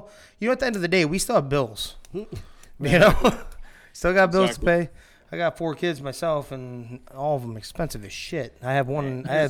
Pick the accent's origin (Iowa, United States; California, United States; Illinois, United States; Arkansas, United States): Iowa, United States; we're from Iowa